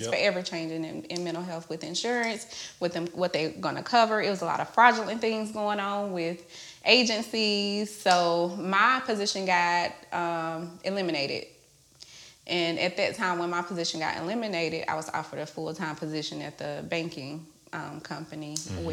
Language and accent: English; Charlotte, North Carolina, United States; I'm from Charlotte, originally.